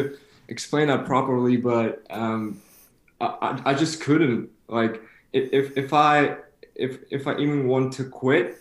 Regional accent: Kyiv, Ukraine; now in Regensburg, Germany; I'm from Ukraine

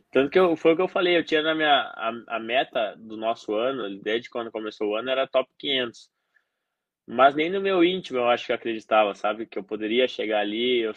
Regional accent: South Region, Brazil; Eu, eu sou do Sul, é, sabe, tudo isso era um fator que poderia influenciar muito no jogo.

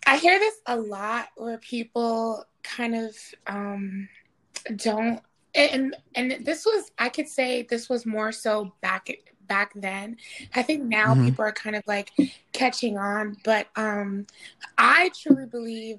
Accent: New York, United States; moved away as an adult; now in Los Angeles, United States; I was born in New York, Bronx, New York

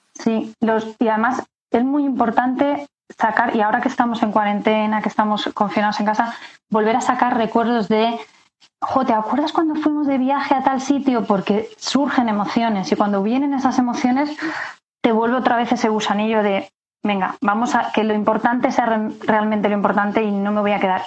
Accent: Castilla-La Mancha, Spain; moved away as an adult; also born or lived in Madrid; como me tuve que venir a Madrid a estudiar, porque yo soy de Castilla-La Mancha

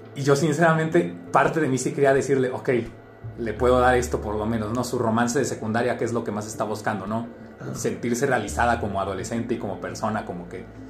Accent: Jalisco, Mexico; estamos, un poquito más al sur acá en Jalisco

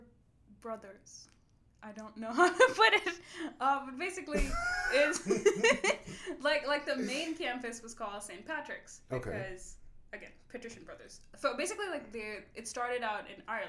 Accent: India; first language English; moved away as an adult; now in Atlanta, United States; the whole time I was growing up in India

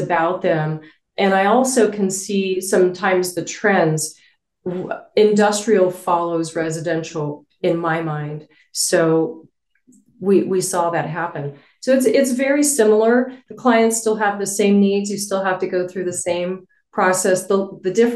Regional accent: Albuquerque, New Mexico, United States; moved away as an adult; I moved back to my hometown where I knew people

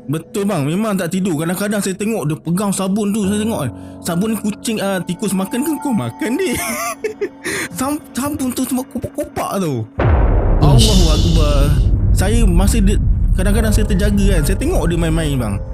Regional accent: Kedah, Malaysia; born there; Saya lahir kat kat Kedah. Uh, rumah dua tingkat dan rumah yang kat kampung lah

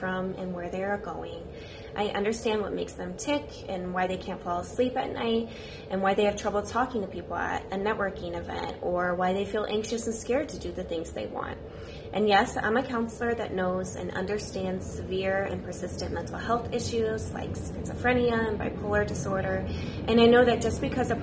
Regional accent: St. Louis, Missouri, United States; moved away as an adult; now in Chicago, United States; I'm originally from St. Louis

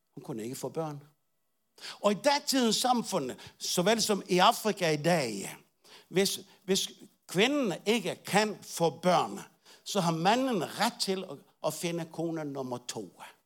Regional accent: Bornholm, Capital Region of Denmark, Denmark; moved away; jeg var ikke rigtig dansker, jeg er Bornholmer

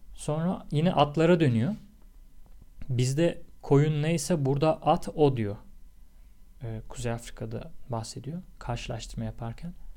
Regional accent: Tekirdağ, Turkey

